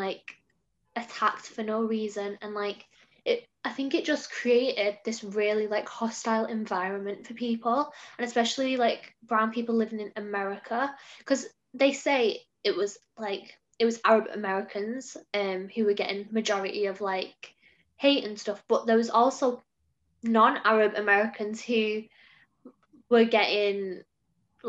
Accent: England, United Kingdom; growing up in England

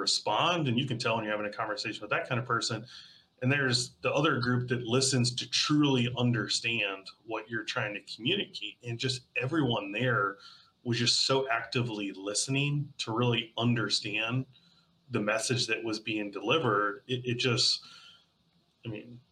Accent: Birmingham, Alabama, United States; I grew up in Birmingham, Alabama

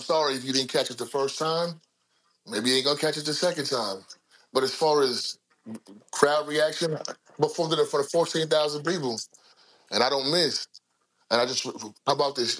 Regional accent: New Jersey, United States; I'm from the East Coast. I'm from Jersey

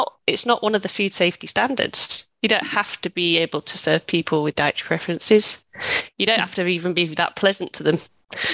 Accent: United Kingdom; moved away as an adult; also born or lived in Australia; I'm British

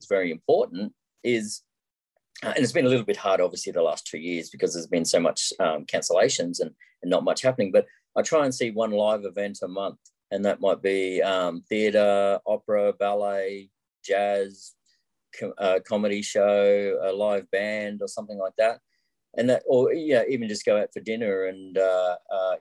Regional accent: Sydney, New South Wales, Australia; also born or lived in Wollongong, Australia; now in Brisbane, Australia; I was born in Sydney

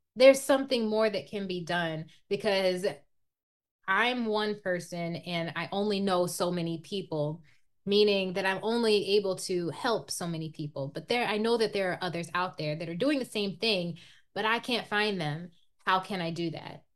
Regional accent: Iowa, United States; growing up in Iowa, it's it's predominantly white

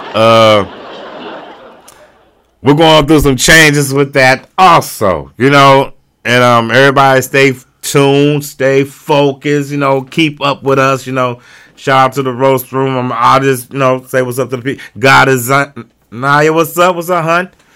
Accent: North County, Missouri, United States; I'm from Nigeria, and it's like, I'm from North County

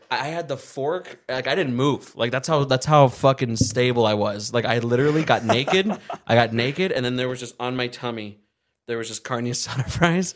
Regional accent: Arizona, United States; we're from Arizona

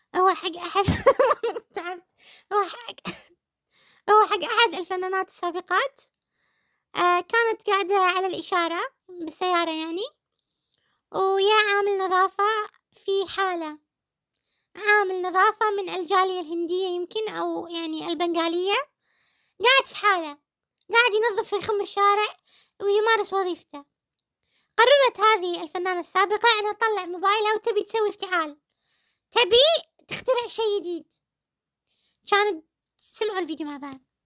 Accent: Kuwait; كلنا ككويتيين في حب الكويت

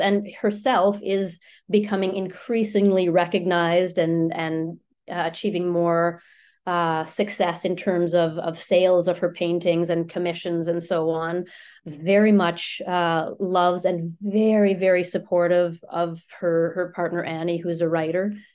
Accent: Ottawa, Ontario, Canada; first language French; English is a second language; moved away as an adult; also born or lived in Halifax; now in Vancouver, Canada; I was born and raised in Ottawa

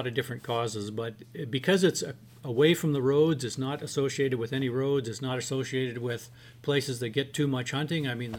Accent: Chetwynd, British Columbia, Canada; I grew up in Chetwynd

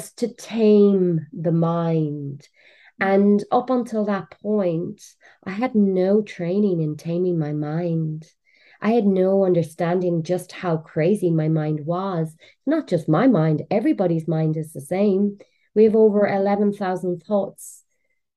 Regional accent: Cork, Munster, Ireland; moved away; also born or lived in London, England / Portugal; I'm from Cork in Ireland

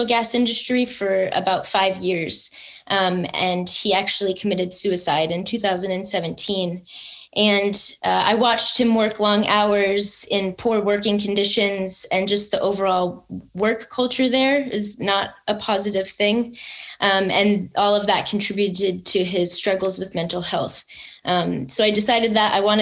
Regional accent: outside the Wilkes-Barre-Scranton area, northeastern Pennsylvania, United States; I grew up outside of the Wilkes-Barre-Scranton area in northeastern Pennsylvania

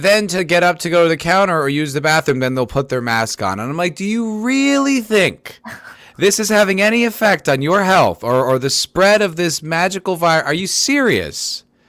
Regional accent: New Jersey, United States; I grew up in New Jersey

